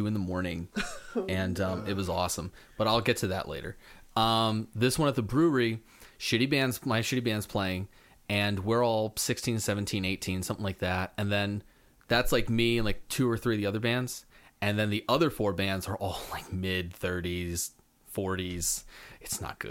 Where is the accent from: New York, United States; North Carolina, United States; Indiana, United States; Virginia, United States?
North Carolina, United States; Raleigh; growing up in the Raleigh, North Carolina music scene